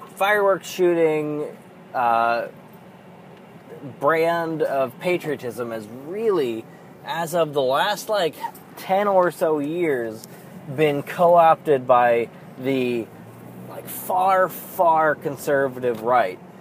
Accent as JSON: {"language": "English", "country": "United States", "said": "I fucking think of myself as a goddamned American"}